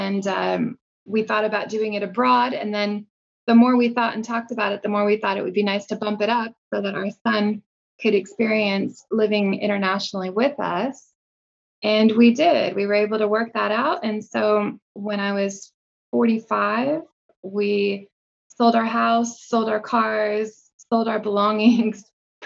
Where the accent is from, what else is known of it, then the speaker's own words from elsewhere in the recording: Kansas, United States; moved away as an adult; also born or lived in Japan / France / Albania / India; I grew up in Kansas.